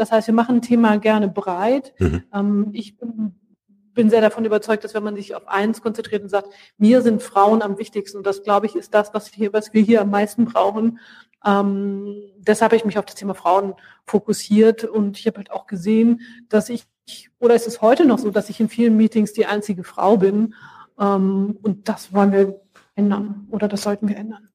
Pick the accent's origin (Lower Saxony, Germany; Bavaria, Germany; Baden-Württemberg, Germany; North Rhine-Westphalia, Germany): Lower Saxony, Germany; Hanover; also born or lived in France / Brazil / Brussels; now in Cologne, Germany; Ich bin geboren und aufgewachsen in Hannover